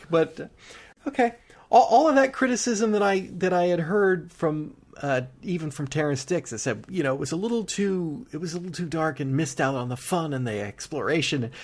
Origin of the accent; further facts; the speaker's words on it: United Kingdom; We're British.